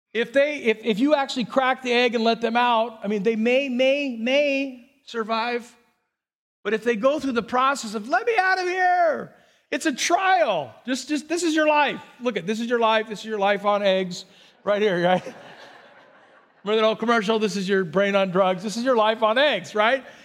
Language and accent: English; Burbank, California, United States; I grew up in Burbank